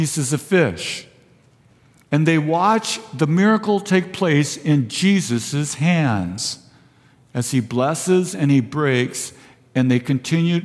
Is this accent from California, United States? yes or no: yes; Vista, California, United States; also born or lived in Fallbrook; I was born and raised in Vista